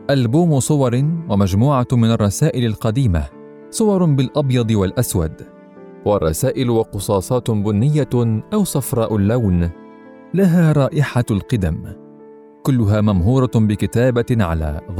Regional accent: Palestine; also born or lived in Beirut, Lebanon; انا الفلسطيني المولود في بيروت من اب قضى جل عمره بين السجون والمنفى وام فلسطينيه ولدت لاجئه في لبنان انا المتنقل بين عواصم الارض وسائح في الشتات من لبنان لسوريه لليمن لتونس لمصر وانتهاء بغزه

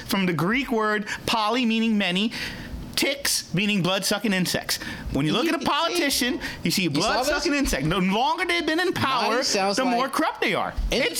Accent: Sri Lanka; I'm from Sri Lanka.

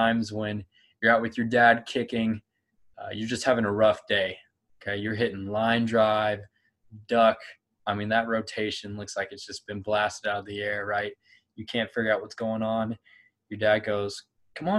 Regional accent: Clovis, California, United States; I grew up in Clovis, California, okay, right near Fresno

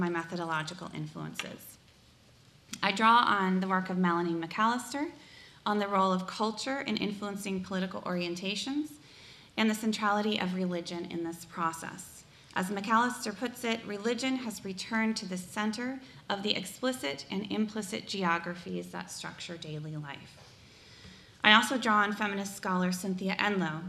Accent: Sioux County, Iowa, United States; moved away; I grew up in Sioux County, Iowa, one of the reddest counties in the nation

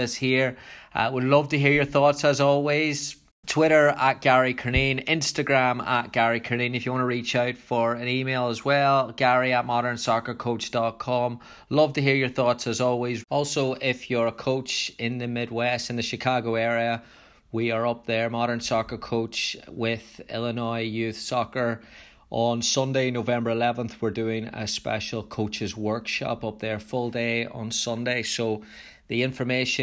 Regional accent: Ireland; I was growing up in Ireland in the 90s

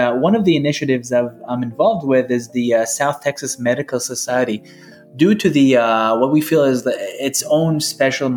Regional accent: Israel; moved away; I was born and raised in Israel

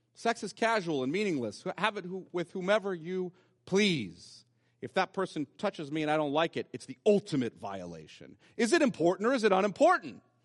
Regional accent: United States

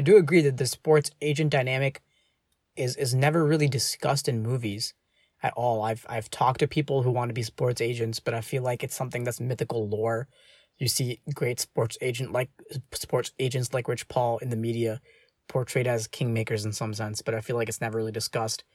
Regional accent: United States; as Indian American, like, uh, as a child of two immigrants

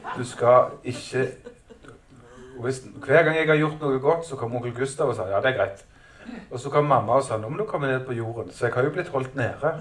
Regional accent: Stavanger, Rogaland, Norway; Jeg kommer jo fra Stavanger

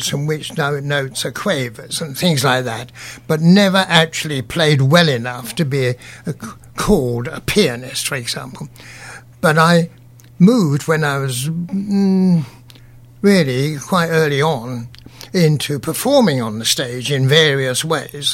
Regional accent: Cambridge, East of England, United Kingdom; I was born in Cambridge, and I had very elderly parents

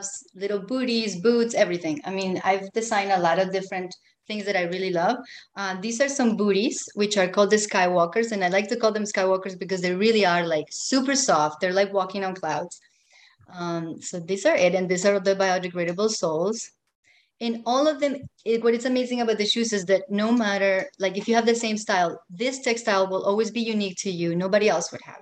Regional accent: Colombia; moved away; I'm from Colombia, and I grew up with these textiles on everything

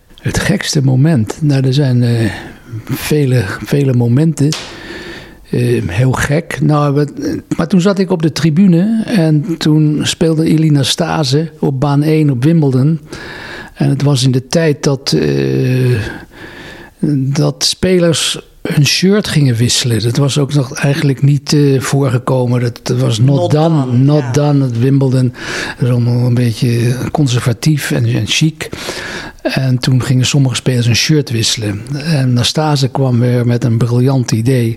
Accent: Netherlands; also born or lived in Engelberg, Switzerland; Ik ben in Nederland opgegroeid. Ik heb hier mijn hele leven doorgebracht

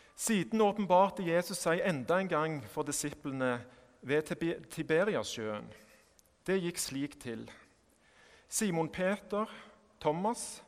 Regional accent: Sandnes, Rogaland, Norway; jeg kommer fra Sandnes eh, og ikke fra Stavanger. At jeg er norsk

